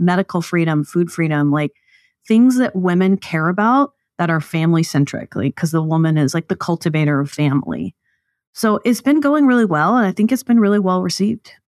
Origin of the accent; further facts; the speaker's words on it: East Texas, United States; I grew up in the South, mostly in East Texas is where my dad pastored that church